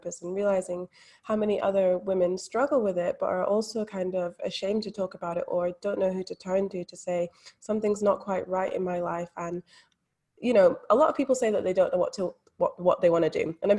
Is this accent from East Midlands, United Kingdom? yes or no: no; Scotland, United Kingdom; now in Australia; Yeah, so I'm actually from Scotland, but not a lot of people pick up on that accent. They can definitely tell I'm living in Australia.